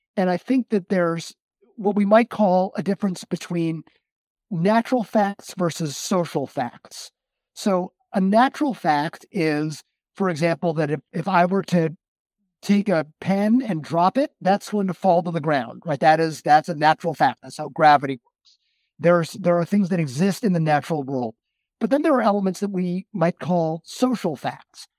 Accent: Westchester County, New York, United States; my father was the president of our Reformed synagogue growing up in Westchester County

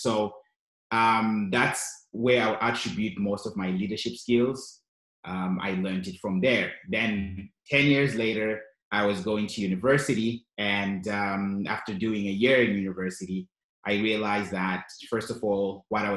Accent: Zimbabwe; also born or lived in Canada; now in Yellowknife, Canada; I moved to Canada in 2001 with my family. And of course, we're from Zimbabwe, both of us.

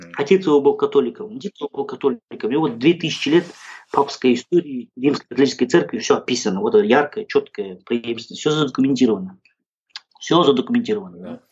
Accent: Kazakhstan; also born or lived in Italy; я казах

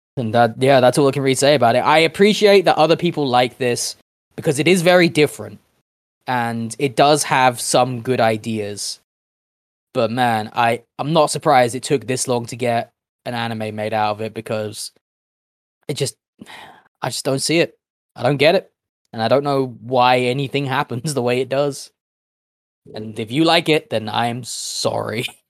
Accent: United Kingdom; We are British people

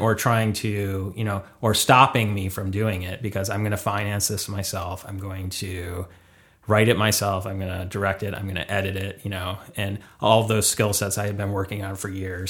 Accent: Detroit, Michigan, United States; moved away as an adult; now in Los Angeles, United States; originally from Michigan

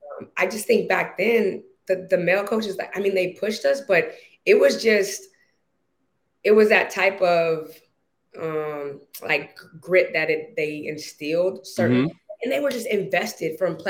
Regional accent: Bay Area, California, United States; being that I was from the Bay, we frequented going to a lot of SAC King games.

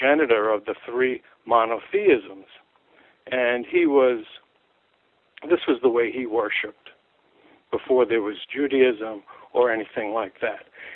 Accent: New York City, New York, United States; I grew up in New York City in Manhattan.

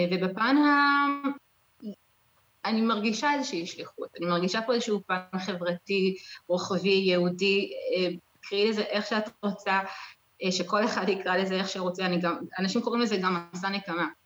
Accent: New York, United States; now in Israel; אנחנו לא באנו ממשפחה חב"דית, אנחנו כן היינו בקהילה בניו יורק

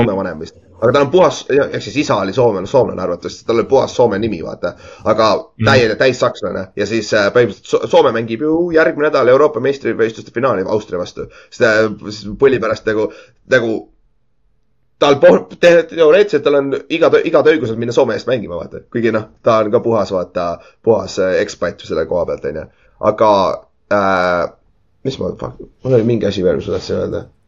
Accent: Estonia; minu teada ma olen esimene eestlane, kes üldse mängis GFL ühes

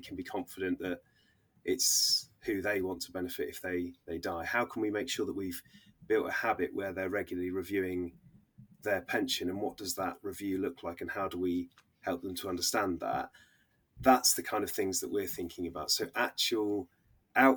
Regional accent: Oxfordshire, South East England, United Kingdom; moved away as an adult; now in Bristol, United Kingdom; I was born in Oxfordshire, but have been sort of down the Bristol way since moving to university

